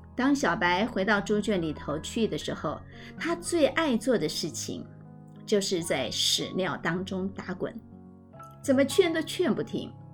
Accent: rural Tainan, Taiwan; 我从小呢，成长在台南的乡下

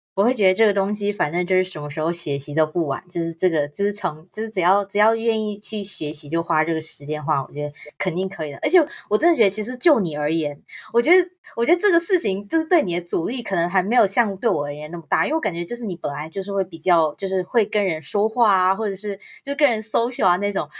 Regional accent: Taiwan; moved away; 我是台湾长大

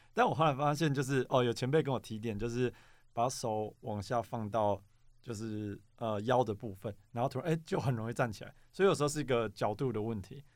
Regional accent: Xinzhuang, New Taipei, Taiwan; now in Banqiao, Taiwan; 我本来是新中人，所以我小时候其实在福大附近长大

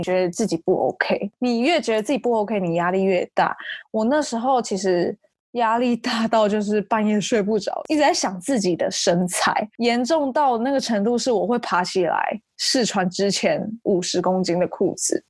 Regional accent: Taichung, Taiwan; moved away as an adult; also born or lived in Seattle, United States; 我是台中人，大学之后去美国西雅图念书，目前搬回台湾工作了

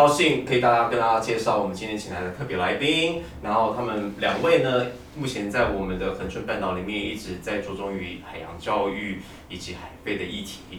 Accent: Taipei, Taiwan; 因为我我是从台北来的，那我台北来这里的时候，我刚开始会有点不适应，是因为城乡的确是有一点点不太一样。

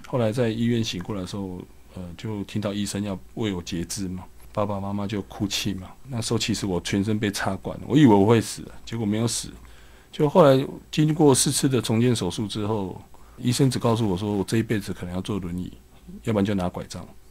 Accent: Kaohsiung, Taiwan; 我出生在高雄的一个乡下啦。嘿。我其实我小时候就， 我住在高雄的燕巢

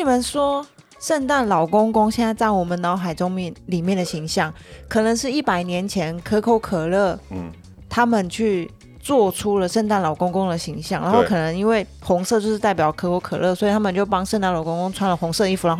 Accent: Taiwan; 身为一个台湾人

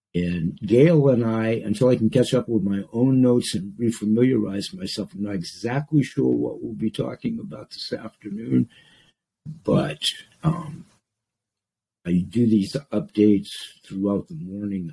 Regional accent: Portland, Maine, United States; Maine, my home state, Portland, Maine, my home city

